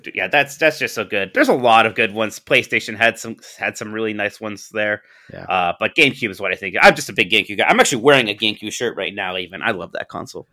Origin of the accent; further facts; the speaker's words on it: Youngstown, Ohio, United States; I'm from Youngstown, Ohio